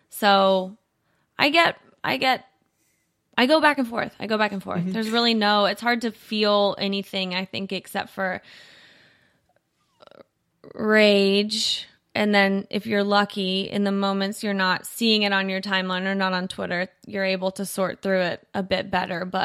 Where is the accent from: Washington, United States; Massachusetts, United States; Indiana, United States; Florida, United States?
Indiana, United States; also born or lived in Ohio / Kentucky; But I was born in Ohio. We moved hmm. around quite a bit before I got to Kentucky. Um I went to probably the majority of my schooling in very rural Indiana.